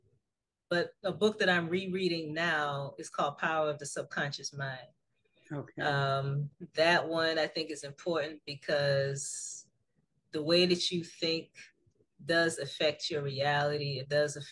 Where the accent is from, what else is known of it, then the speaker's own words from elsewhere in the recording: Charleston, South Carolina, United States; where I was born and raised in Charleston, South Carolina